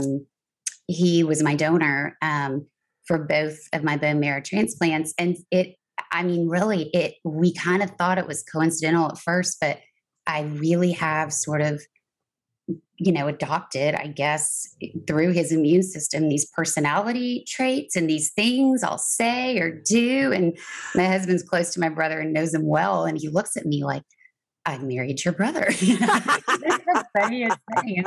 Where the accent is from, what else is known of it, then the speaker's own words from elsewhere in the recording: San Antonio, Texas, United States; moved away as an adult; my hometown of San Antonio